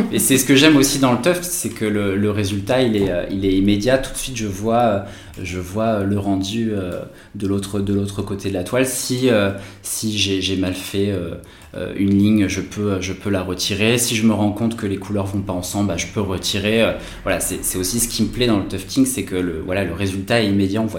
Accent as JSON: {"language": "French", "town": "Bordeaux", "region": "Nouvelle-Aquitaine", "country": "France", "also_born_or_lived": "Paris", "moved": "as an adult", "lives_now": "Toulouse, France", "said": "je viens de Bordeaux"}